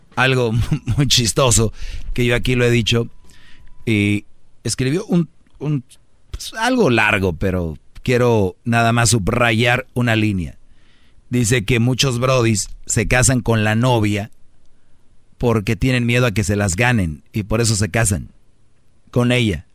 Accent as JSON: {"language": "Spanish", "region": "northern Mexico", "country": "Mexico", "said": "así hablo yo fuerte. Soy del norte"}